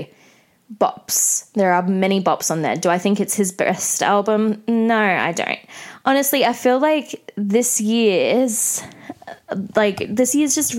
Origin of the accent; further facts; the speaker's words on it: Australia; growing up in Australia